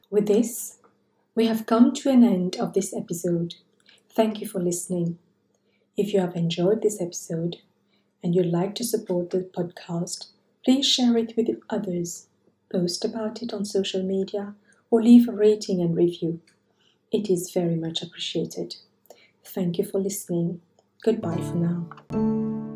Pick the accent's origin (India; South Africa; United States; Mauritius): Mauritius; my growing up in Mauritius